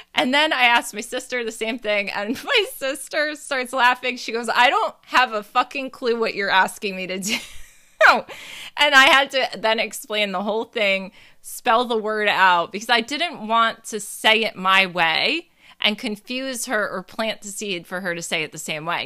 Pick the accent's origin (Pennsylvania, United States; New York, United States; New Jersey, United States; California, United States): New Jersey, United States; I'm from Jersey